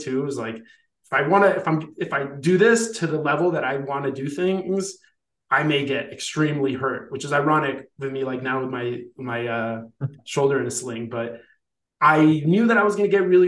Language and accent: English; Colombia; moved away; also born or lived in Ithaca, New York; go back home to my home country in Colombia